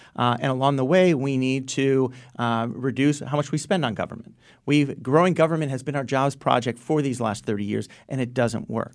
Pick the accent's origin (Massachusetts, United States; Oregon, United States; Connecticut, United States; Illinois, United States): Connecticut, United States; Stamford; also born or lived in Enfield, Connecticut / Groton, Connecticut; I grew up in Stanford